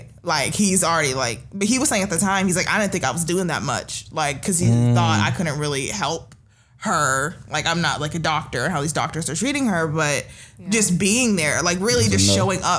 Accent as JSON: {"language": "English", "country": "Nigeria", "said": "I mean, being Nigerian, I've gone to so many, but they're always, I feel like I've gone to more Nigerian weddings than like regular American weddings for sure."}